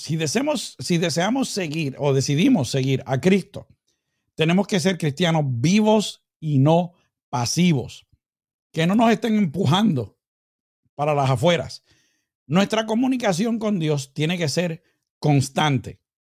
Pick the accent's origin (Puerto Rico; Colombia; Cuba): Puerto Rico; moved away; allá en mi tierrita bella, Puerto Rico